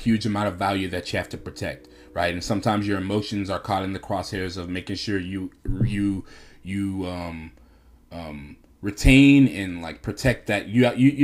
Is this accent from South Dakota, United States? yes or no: no; New York, United States; I'm from New York.